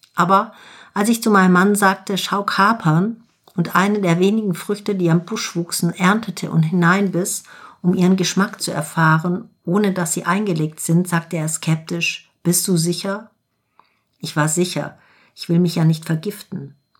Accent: Germany; bei uns in Deutschland

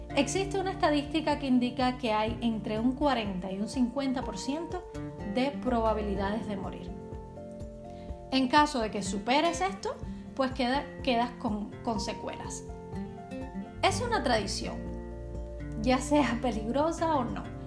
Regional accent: Cuba; now in Czech Republic; En Cuba somos gente de playa

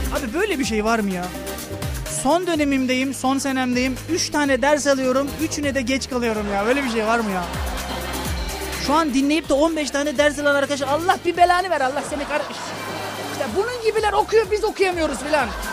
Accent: Kırklareli, Turkey; ben de Kırklareliyim.

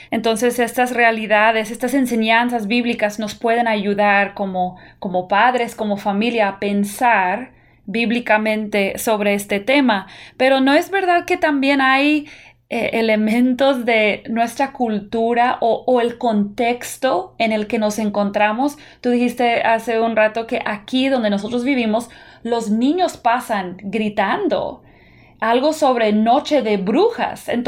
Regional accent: United States; yo puedo decir como una persona que toda mi niñez la pasé en Estados Unidos, yo nunca recuerdo asociar Halloween con brujas.

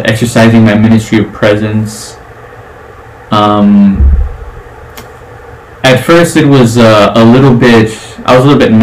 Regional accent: the South, United States; I'm a Southerner. I think that's a big one. I'm a Southerner.

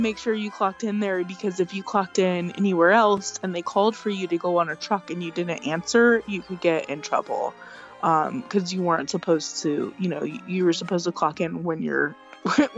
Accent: Louisiana, United States; now in New Jersey, United States; I'm from Louisiana

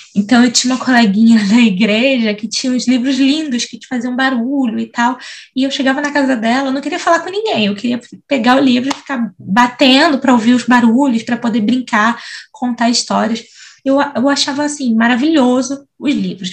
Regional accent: São Gonçalo, Rio de Janeiro, Brazil; E eu nasci em São Gonçalo, cresci em São Gonçalo, que é do outro lado da ponte

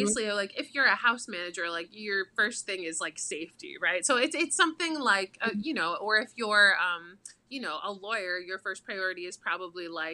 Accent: Boca Raton, Florida, United States; I grew up in Boca Raton, so South Florida.

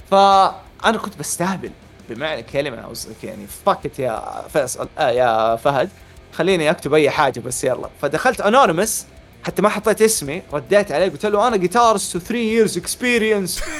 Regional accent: Hejaz, Saudi Arabia; وانا حجازي ابيضاني

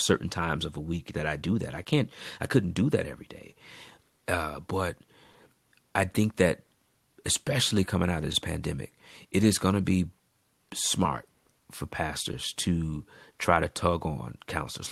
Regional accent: United States; being African American

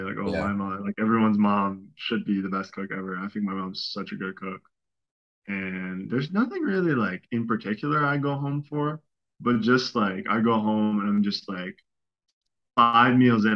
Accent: Amsterdam, North Holland, Netherlands; moved away as an adult; now in Germany; I'm from Amsterdam. So I just get to live with my parents

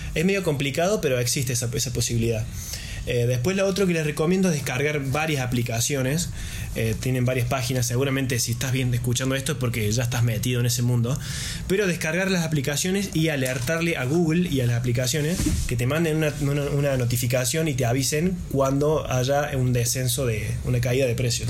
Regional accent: Argentina; los argentinos tenemos esta imposición del 30% en cada gasto

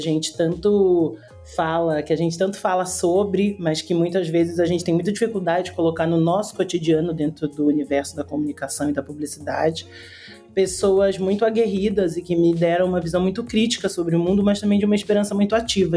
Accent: Rio de Janeiro, Brazil; Eu sou carioca, tô falando do Rio, por sinal. É, sou nascida e criada aqui na comunidade da Rocinha

